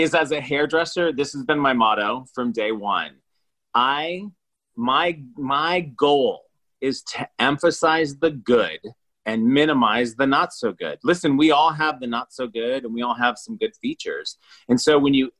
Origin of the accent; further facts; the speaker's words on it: Iowa, United States; now in Los Angeles, United States; I'm from Iowa